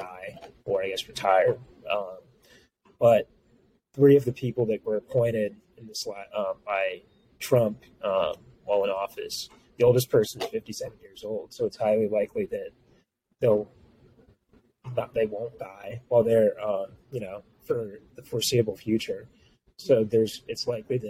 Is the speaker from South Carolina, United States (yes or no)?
no; Louisiana, United States; I'm from Louisiana